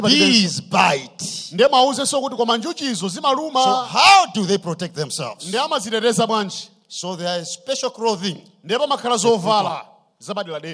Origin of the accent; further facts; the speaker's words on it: Malawi; I come from the Mozambique border